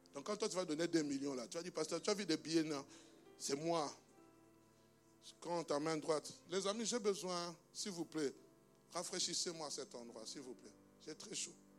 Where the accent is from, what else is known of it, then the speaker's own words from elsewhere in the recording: DR Congo; moved away; il est dans mon pays d'origine, en République démocratique du Congo